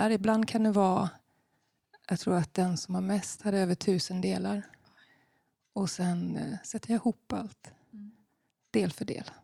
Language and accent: Swedish; Madrid, Community of Madrid, Spain; Jo, eh, jag är inte uppväxt i Sverige. Eh, mina föräldrar flyttade från Sverige på början på 70-talet. Och eh, början på 80-talet så flyttade de till Spanien, till Madrid.